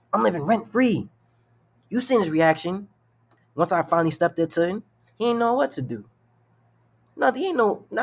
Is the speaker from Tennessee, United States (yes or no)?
no; New York City, New York, United States; I'm from New York. I'm from the Bronx